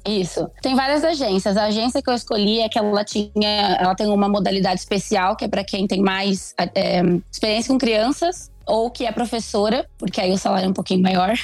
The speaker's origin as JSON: {"language": "Portuguese", "town": "Pindorama", "region": "São Paulo", "country": "Brazil", "said": "eu sou do interior de São Paulo, uma cidadezinha chamada Pindorama"}